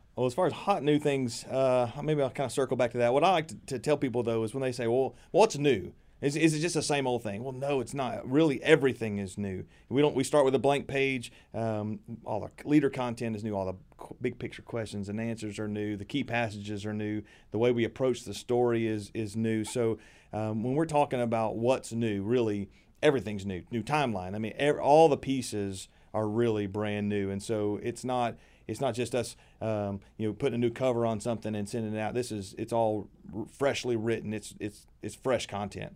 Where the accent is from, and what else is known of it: Middle Tennessee, United States; born or raised there